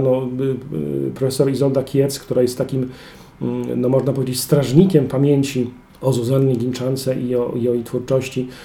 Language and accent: Polish; Kłodzko Valley, Lower Silesian Voivodeship, Poland; moved away as an adult; now in Wrocław, Poland; urodziłem i wychowałem w Kotlinie Kłodzkiej